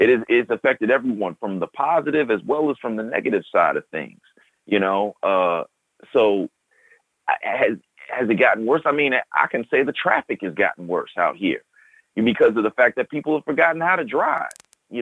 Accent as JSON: {"language": "English", "town": "Chicago", "region": "Illinois", "country": "United States", "tie": "born or raised there", "said": "from growing up as a kid and a young adult to where I'm at now, I can safely say, 'cause I come from the South Side of Chicago"}